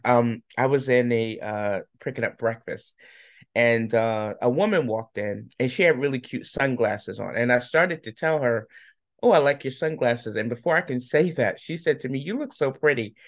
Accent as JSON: {"language": "English", "region": "New York", "country": "United States", "moved": "as an adult", "lives_now": "Charlotte, United States", "said": "I'm originally from New York."}